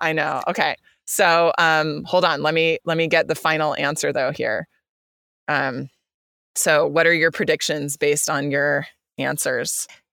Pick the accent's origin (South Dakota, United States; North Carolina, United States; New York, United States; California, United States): California, United States; coming from the U S and even coming from the state of California